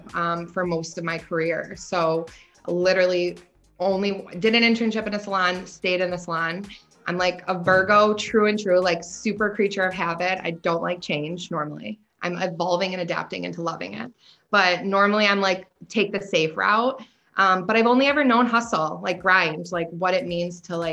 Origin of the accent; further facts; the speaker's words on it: Buffalo, New York, United States; also born or lived in Florida; growing up in Buffalo